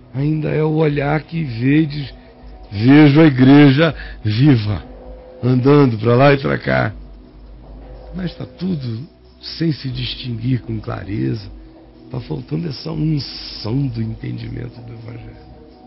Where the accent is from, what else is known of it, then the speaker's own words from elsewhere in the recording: Nazaré, Bahia, Brazil; moved away; Eu sou daí, meu querido. Eu nasci em Nazaré